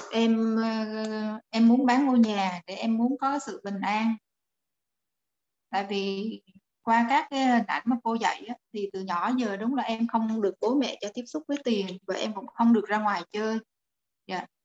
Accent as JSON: {"language": "Vietnamese", "region": "Da Nang", "country": "Vietnam", "said": "em đến từ Đà Nẵng"}